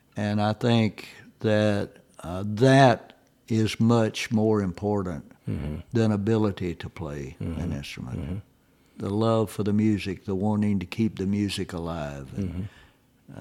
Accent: Tennessee, United States; where I was born and raised there in Tennessee

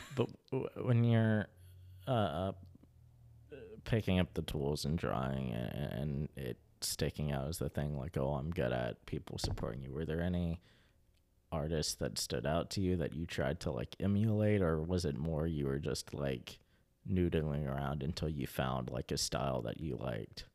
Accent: Kanawha County, West Virginia, United States; born or raised there

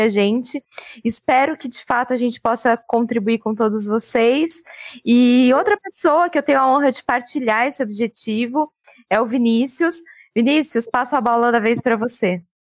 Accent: Francisco Morato, São Paulo, Brazil; Cresci na cidade de Francisco Murato

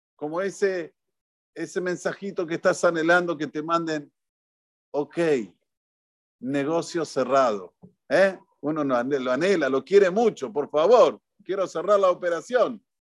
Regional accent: Argentina; los argentinos tenemos una tonada que hablamos cantando

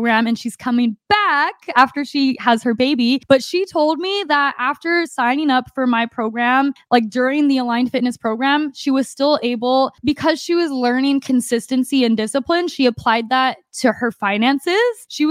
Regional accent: Arizona, United States; moved away; my family in Arizona, we usually get a week pass at the gym there, and I get workouts in my hometown

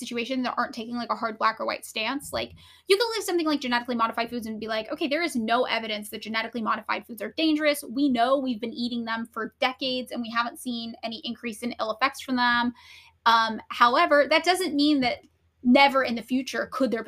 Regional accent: California's Central Valley, United States; growing up in California's Central Valley

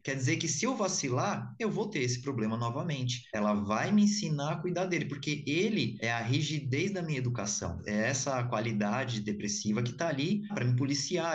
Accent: São Paulo, Brazil; sou de São Paulo

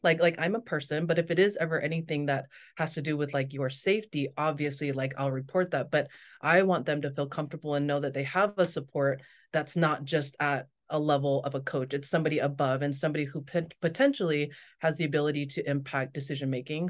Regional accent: Las Vegas, Nevada, United States; moved away as an adult; also born or lived in Torrance, California / Provo, Utah / North Shore, Oahu, Hawaii; now in Maui, United States; I grew up in Vegas

